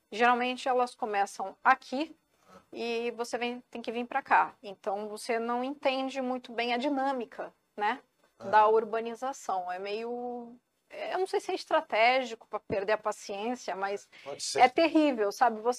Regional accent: Santos, São Paulo, Brazil; Sou santista e é. vicentina

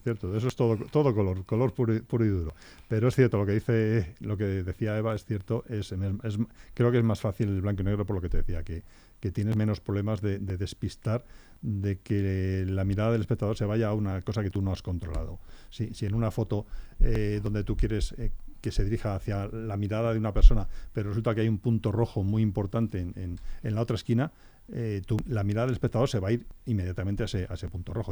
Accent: Guadalajara, Castilla-La Mancha, Spain; en mi tierra, en Guadalajara

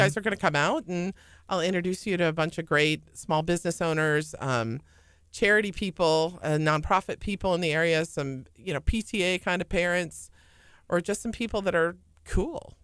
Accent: St. Charles, Illinois, United States; moved away as an adult; also born or lived in Jackson, Tennessee / Richmond, Virginia; now in Houston, United States; I was born and raised in Saint Charles, Illinois.

